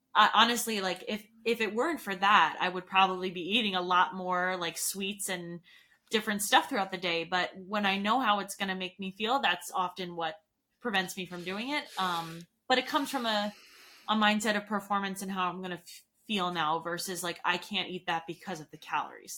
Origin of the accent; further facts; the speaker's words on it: New York, United States; moved away as an adult; now in Colorado, United States; I'm from New York